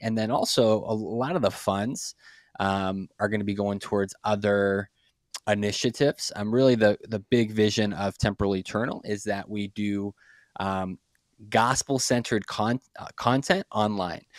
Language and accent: English; Brockton, Massachusetts, United States; moved away; I grew up in a city called Brockton, Massachusetts. It's just, uh, City of Champions, just south of Boston. Um, born and raised in, in Massachusetts